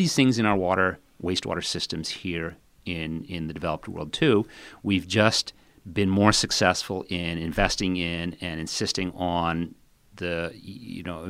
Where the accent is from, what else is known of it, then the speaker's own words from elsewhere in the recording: India; I grew up in India, and I lived for essentially all of my childhood in the foothills of the Himalayan mountains.